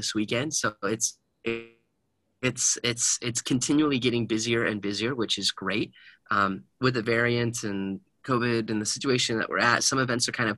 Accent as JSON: {"language": "English", "town": "Heber City", "region": "Utah", "country": "United States", "tie": "born or raised there", "said": "I grew up in Heber City"}